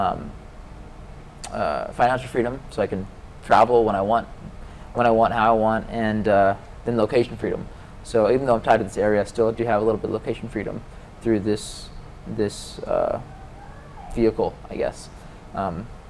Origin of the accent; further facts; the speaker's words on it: Atlanta, Georgia, United States; moved away as an adult; I grew up in Atlanta, Georgia, and I grew up landlocked, so away from the ocean